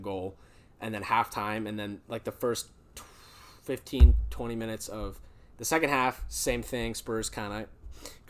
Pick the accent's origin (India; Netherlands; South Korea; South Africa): Netherlands; Amsterdam, North Holland; I was born in Amsterdam